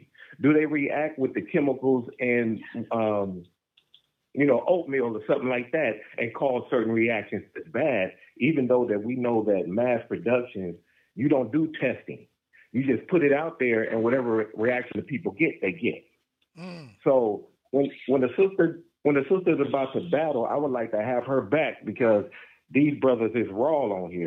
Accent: Los Angeles, California, United States; I'm from Los Angeles, and the hospital that I was born at is called Killer King

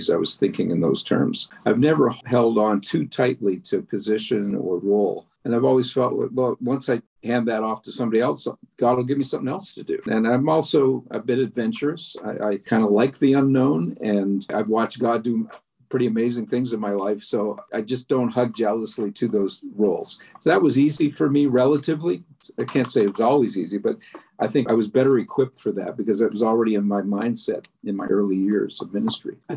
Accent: Canada; I'm a Canadian

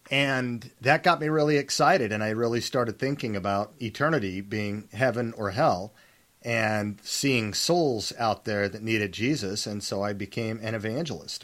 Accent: Salt Lake City, Utah, United States; I was born and raised in Salt Lake City, Utah, and knew nothing else

